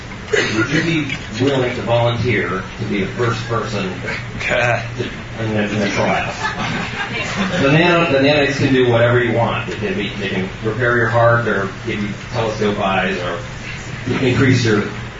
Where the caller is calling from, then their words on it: Atlanta, Georgia, United States; from Atlanta